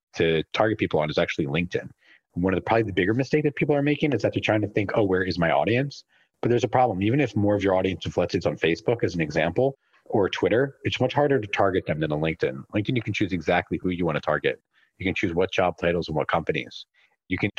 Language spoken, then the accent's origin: English; Philadelphia, Pennsylvania, United States; I was born and raised in Philly